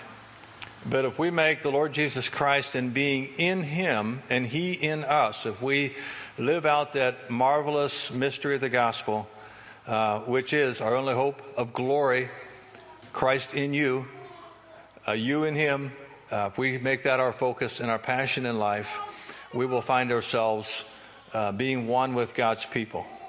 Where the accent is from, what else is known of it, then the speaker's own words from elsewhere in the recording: Chambersburg, Pennsylvania, United States; I'm from Chambersburg area